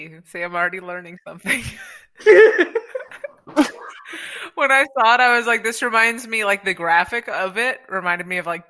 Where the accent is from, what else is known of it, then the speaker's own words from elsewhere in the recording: United States; being American